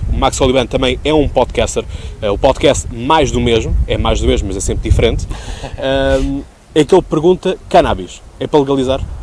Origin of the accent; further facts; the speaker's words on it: Seixal, Setúbal, Portugal; estamos justamente aqui na Baía do Seixal. Portanto, trago-vos uma vez mais à minha terra.